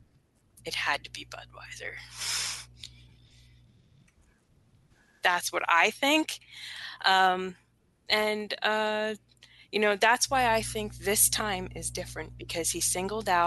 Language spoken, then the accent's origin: English; United States; I'm an American